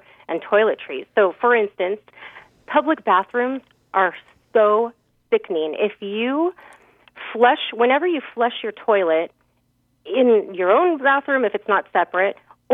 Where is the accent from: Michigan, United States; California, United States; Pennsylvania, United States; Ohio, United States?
California, United States; I'm from California